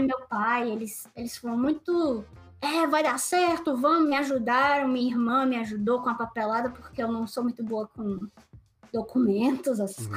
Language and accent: Portuguese; Recife, Pernambuco, Brazil; moved away; Eu sou de Recife, Pernambuco